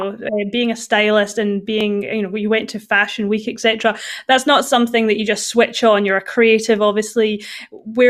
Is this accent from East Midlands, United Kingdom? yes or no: no; the Highlands, Scotland, United Kingdom; I'm from the Highlands